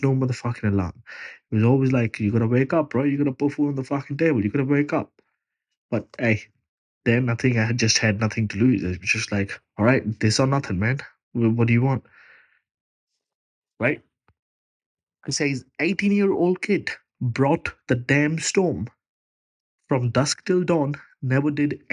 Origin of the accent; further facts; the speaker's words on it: Punjab, India; moved away as an adult; now in Australia; Punjab is my state in India